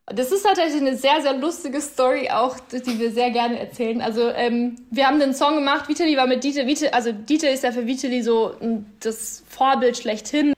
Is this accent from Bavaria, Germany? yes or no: yes; Upper Palatinate, Bavaria, Germany; now in Berlin, Germany; das werden auch immer meine Wurzeln bleiben und meine Heimat